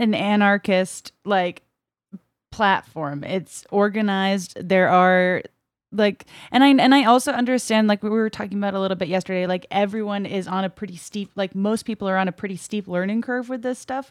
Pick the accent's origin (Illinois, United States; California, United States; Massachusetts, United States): Massachusetts, United States; Brockton; born or raised there; moved away